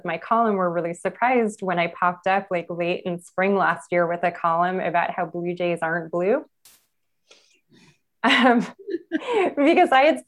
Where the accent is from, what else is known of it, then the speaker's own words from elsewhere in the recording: Los Angeles, California, United States; I was born in East Los Angeles, El Sereno